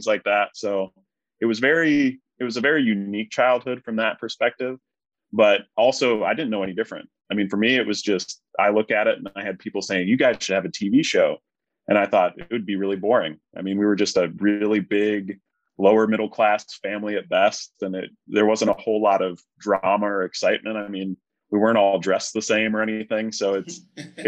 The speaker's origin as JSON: {"language": "English", "region": "central New York", "country": "United States", "tie": "born or raised there", "said": "we lived in central New York. So it was, like, very rural"}